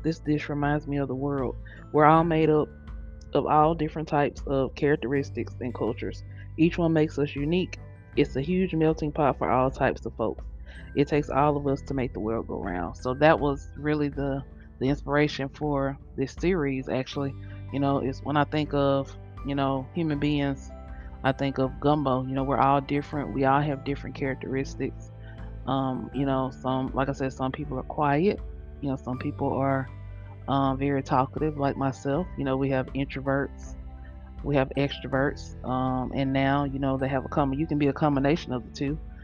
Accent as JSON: {"language": "English", "region": "Louisiana", "country": "United States", "said": "I'm from Louisiana"}